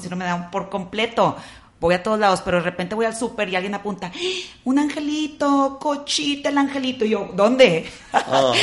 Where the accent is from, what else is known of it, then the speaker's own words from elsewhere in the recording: Monterrey, Nuevo León, Mexico; nosotros que crecimos aquí en Monterrey, católicos, conservadores